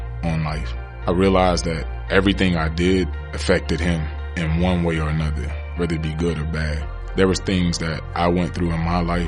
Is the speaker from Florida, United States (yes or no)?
yes; Pahokee, Florida, United States; my hometown, Pahokee, Florida.